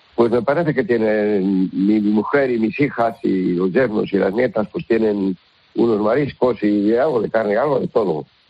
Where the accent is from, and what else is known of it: Villaseco de los Reyes, Castile and León, Spain